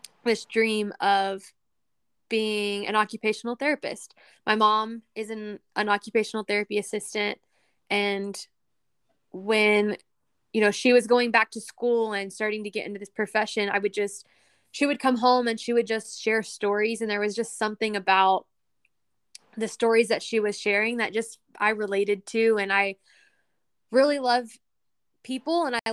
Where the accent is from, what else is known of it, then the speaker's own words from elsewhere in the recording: Texas, United States; my home state of Texas